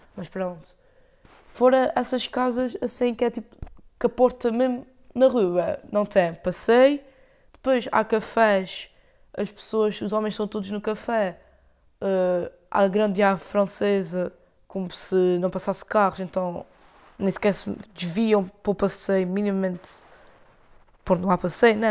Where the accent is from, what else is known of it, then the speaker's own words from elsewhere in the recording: Lagoa, Azores, Portugal; accent: Micaelense; eu tenho sotaque, não é açoriano, é o sotaque micalense